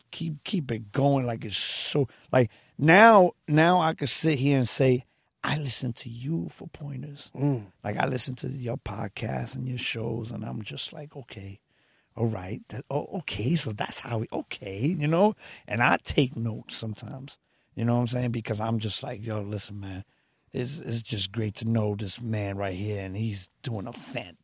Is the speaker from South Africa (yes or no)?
no; Brooklyn, New York, United States; From Park Slope, Brooklyn. And my dad and my mom's to get me and my brothers out of the street, they put us into a boxing gym.